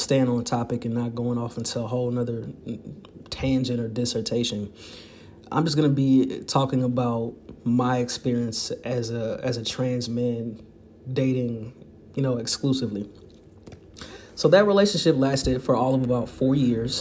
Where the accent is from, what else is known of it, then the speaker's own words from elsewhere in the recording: St. Louis, Missouri, United States; growing up in St. Louis, Missouri